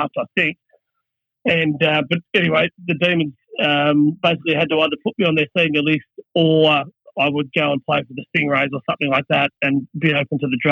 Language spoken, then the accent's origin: English; Noble Park, Victoria, Australia; also born or lived in Ulverstone, Tasmania; So I was born up in Ulverston, and then when I was about maybe two or so, I moved back to Victoria. So it was a very, very, very short stint over in Tassie. But then settled around in southeast Victoria, sort of a place called Noble Park near Keysborough, Dandenong, around that area